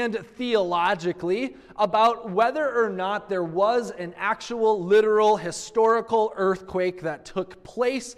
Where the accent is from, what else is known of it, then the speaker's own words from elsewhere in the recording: Minnesota, United States; moved away; also born or lived in Missouri; I grew up in Minnesota